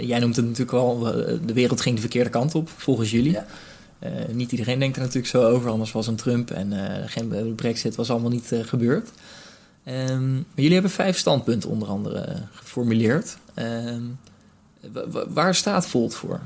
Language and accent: Dutch; Rotterdam, South Holland, Netherlands; ik bijvoorbeeld nu als Rotterdammer